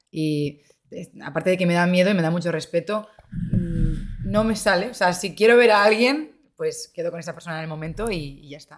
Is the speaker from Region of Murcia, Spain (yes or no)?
no; Santander, Cantabria, Spain; now in Madrid, Spain; Yo soy de Santander